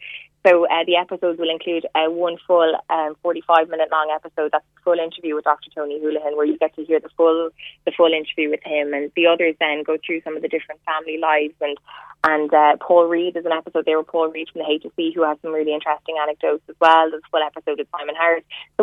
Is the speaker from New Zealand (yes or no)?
no; Cork, Munster, Ireland; born there; I was born in Cork. I was born in Cork, and my mom is Cork and my dad's Waterford. My parents live in Waterford.